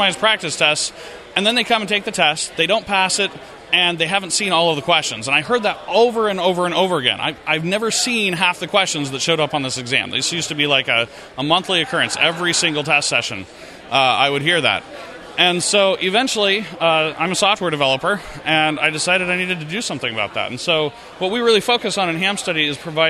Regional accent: Utah, United States; I am from Utah.

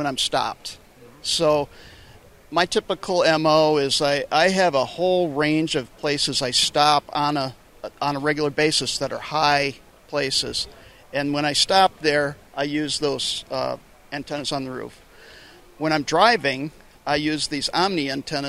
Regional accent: Grand Rapids, Michigan, United States; I'm from Grand Rapids, Michigan

